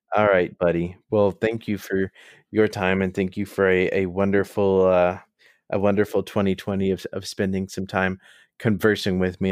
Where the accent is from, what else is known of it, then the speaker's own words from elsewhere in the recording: United States; speaking as an American